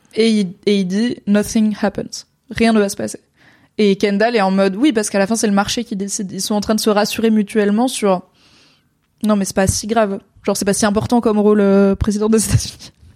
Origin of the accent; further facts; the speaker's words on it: France; en tant que Français